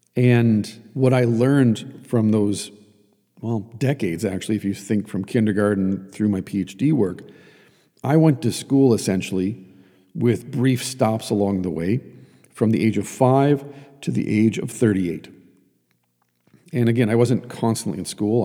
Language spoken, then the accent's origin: English; Iron Range of Minnesota, United States; I grew up on the Iron Range of Minnesota